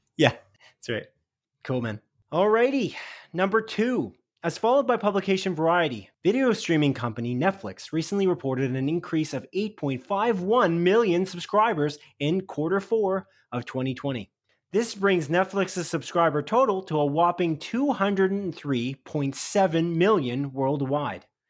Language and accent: English; Canada; I'm Canadian